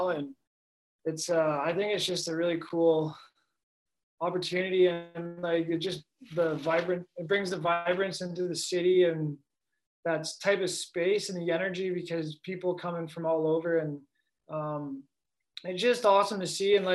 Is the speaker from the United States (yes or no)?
no; Toronto, Ontario, Canada; Toronto, where I grew up in Ontario.